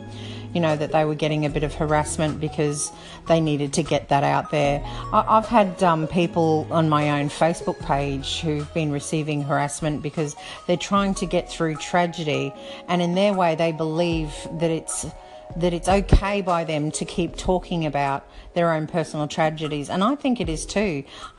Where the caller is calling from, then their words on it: Brisbane, Queensland, Australia; I'm calling from Brisbane Down Under.